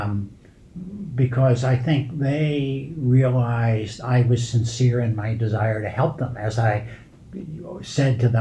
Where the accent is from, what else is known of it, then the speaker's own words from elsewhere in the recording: New York City, New York, United States; moved away; growing up in the Bronx amongst basically regular people